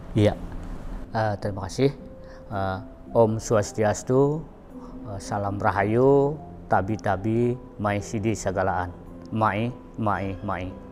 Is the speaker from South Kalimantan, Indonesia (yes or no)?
yes; South Kalimantan, Indonesia; masyarakat kita masyarakat Dayak